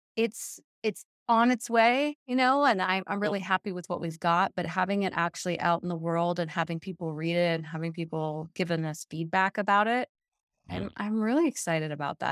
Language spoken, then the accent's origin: English; Hawaii, United States; now in Colorado, United States; most of my favorite activities are water sports because I grew up in Hawaii